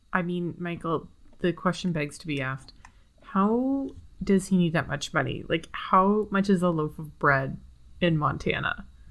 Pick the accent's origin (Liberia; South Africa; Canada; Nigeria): Canada; as a Canadian person